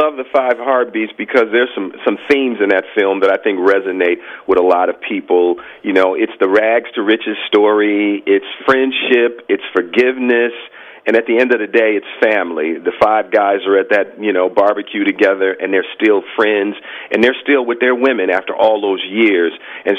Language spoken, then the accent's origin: English; Chicago, Illinois, United States; because it's my love of Motown and Detroit, and I'm from Chicago, but it's all that great music.